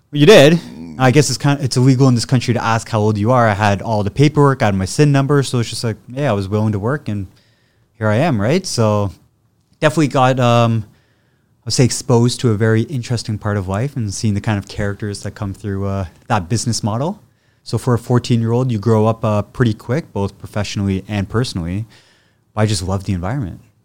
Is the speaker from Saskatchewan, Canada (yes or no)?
no; Ottawa, Ontario, Canada; moved away; also born or lived in England / Oakville; originally born and raised in Ottawa.